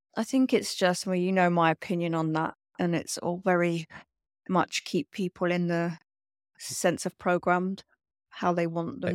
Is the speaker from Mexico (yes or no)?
no; London, United Kingdom; I grew up in London